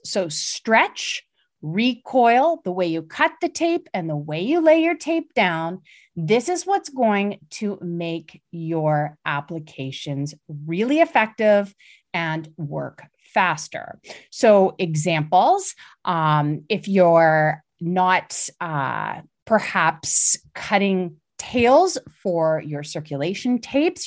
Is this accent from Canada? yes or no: yes; Canada; I'm Canadian